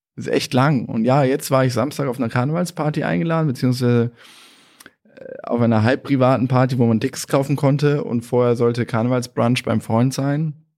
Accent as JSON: {"language": "German", "country": "Germany", "said": "wir Deutschen"}